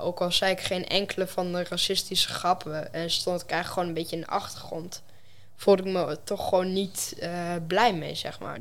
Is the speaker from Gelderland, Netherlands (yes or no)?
no; Enschede, Overijssel, Netherlands; ik kom uit Enschede, gewoon geboren. En ja, daar leef ik nu ook gewoon.